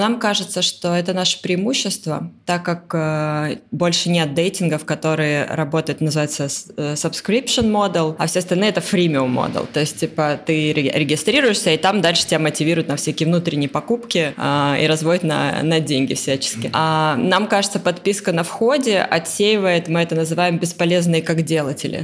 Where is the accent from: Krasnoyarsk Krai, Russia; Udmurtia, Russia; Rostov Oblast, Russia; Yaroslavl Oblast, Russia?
Rostov Oblast, Russia; Taganrog; moved away; also born or lived in Moscow / London; я из Таганрога